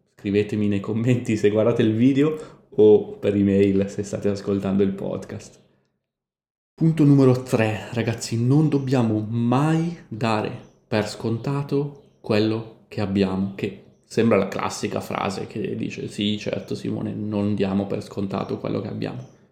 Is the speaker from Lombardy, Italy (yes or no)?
yes; Milan, Lombardy, Italy; now in Montevideo, Uruguay; a Milano la bistecca impanata, la chiamiamo noi